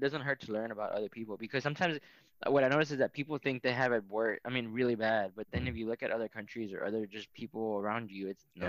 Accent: McAllen, Texas, United States; moved away as an adult; also born or lived in Mexico / Louisiana; I grew up in the Rio Grande Valley, so at the very southern tip of Texas. I grew up about maybe 15 minutes away from Mexico in a town called McAllen, and I lived there all my life until high school.

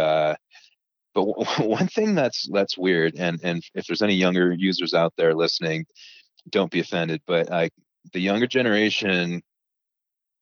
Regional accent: Toronto, Ontario, Canada; moved away as an adult; now in Utah, United States; I'm from Toronto in Canada.

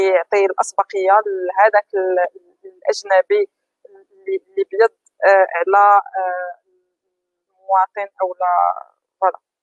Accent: Morocco; عندنا في المغرب

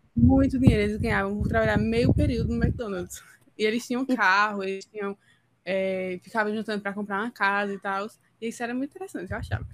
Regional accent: Northeast Region, Brazil

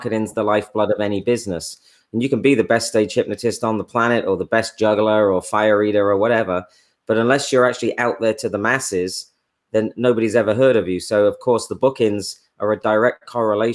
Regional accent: England, United Kingdom; now in United States; I'm English

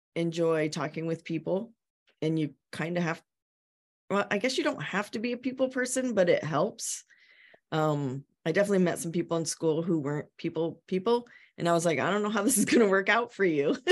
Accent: Ohio, United States; now in Yarmouth, Maine, United States; I'm from Ohio

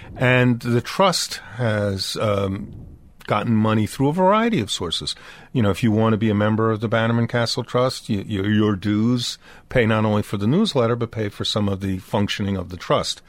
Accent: Dobbs Ferry, New York, United States; I grew up downriver in Dobbs Ferry, New York

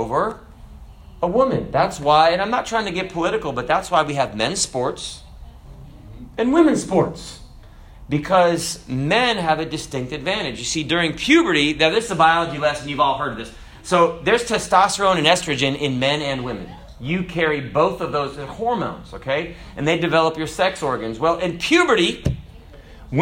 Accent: United States; I'm an American

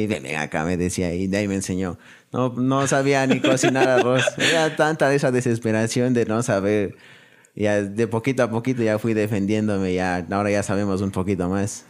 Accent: Ecuador; moved away; also born or lived in Argentina; soy de Ecuador.

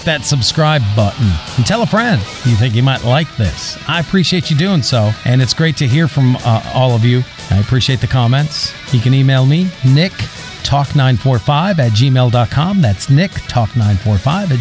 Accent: Milwaukee, Wisconsin, United States; moved away; my home state in Milwaukee, Wisconsin

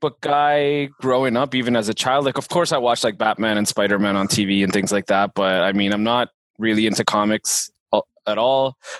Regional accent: Germany; moved away; I grew up in Germany

